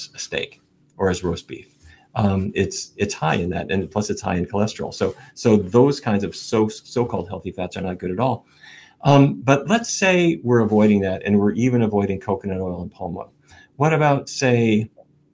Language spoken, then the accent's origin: English; Fargo, North Dakota, United States; When I was a kid growing up in Fargo